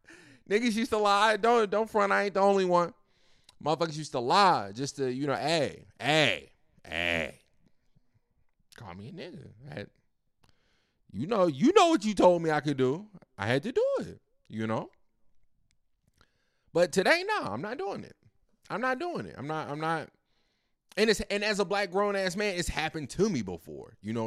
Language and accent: English; Roanoke, Virginia, United States; Nah, I'm from Virginia, Roanoke